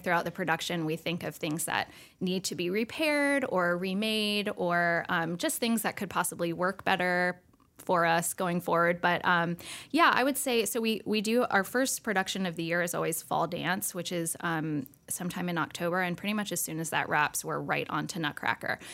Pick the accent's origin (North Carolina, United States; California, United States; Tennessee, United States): North Carolina, United States; Winston-Salem; also born or lived in New York; I grew up here, you know, in Winston, and um, I grew up at the School of the Arts